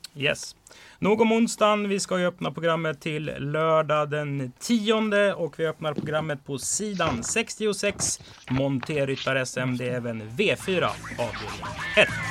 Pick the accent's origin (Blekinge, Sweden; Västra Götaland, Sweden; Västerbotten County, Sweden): Västra Götaland, Sweden; Strömstad; jag är ju också från Bohuslän, Strömstad